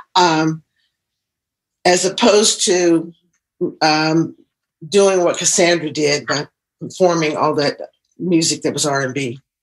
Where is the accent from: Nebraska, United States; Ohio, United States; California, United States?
Ohio, United States; Columbus; moved away as an adult; also born or lived in Cleveland; now in Philadelphia, United States; I live in Philadelphia now, but I'm from Ohio originally, Columbus, Ohio